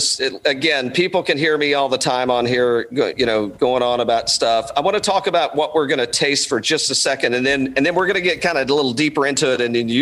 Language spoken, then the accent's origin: English; East Tennessee, United States; now in Georgia, United States; I grew up in East Tennessee, kind of moonshine running up there.